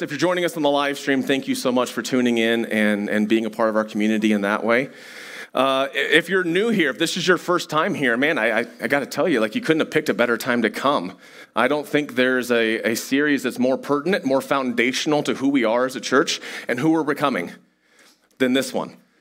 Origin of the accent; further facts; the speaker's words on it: United States; as an American